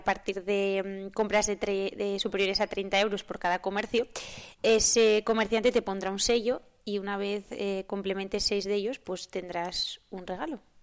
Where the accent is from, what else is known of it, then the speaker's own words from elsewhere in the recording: Covaleda, Castile and León, Spain; en mi pueblo, en Covaleda